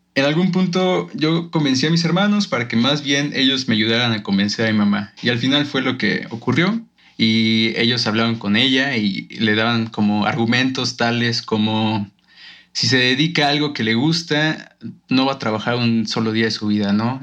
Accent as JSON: {"language": "Spanish", "region": "Guanajuato", "country": "Mexico", "moved": "as an adult", "said": "yo vengo de un pueblito de Guanajuato"}